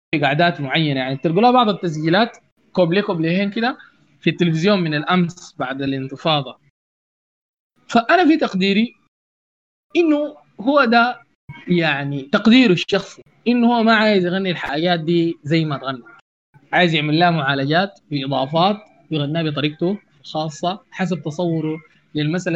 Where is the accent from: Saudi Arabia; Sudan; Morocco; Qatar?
Sudan; أنا كزول سوداني بسيط